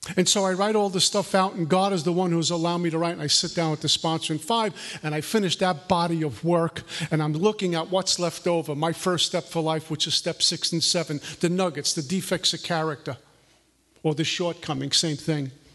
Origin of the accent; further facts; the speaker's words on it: New York City, New York, United States; I grew up in Brooklyn, New York, the capital of materialism